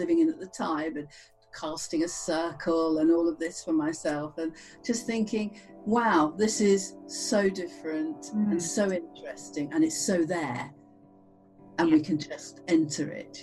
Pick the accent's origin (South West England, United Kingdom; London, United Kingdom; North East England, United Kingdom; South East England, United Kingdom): South West England, United Kingdom; Cheltenham; I grew up in Cheltenham, and we have fabulous secondhand bookshops